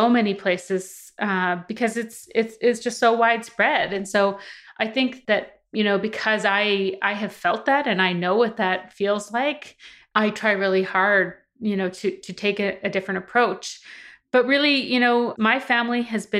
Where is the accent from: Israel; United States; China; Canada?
Canada; Saskatchewan; I grew up in Saskatchewan. I grew up mostly like on my mom's reserve, which is actually a reserve, small reserve in a community called File Hills